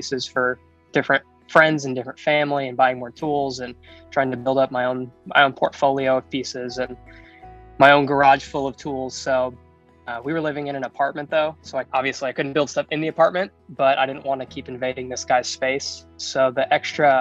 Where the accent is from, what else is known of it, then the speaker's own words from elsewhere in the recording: Kentucky, United States; now in Las Vegas, United States; I'm from Kentucky. I'm from the South. I live in Southern Nevada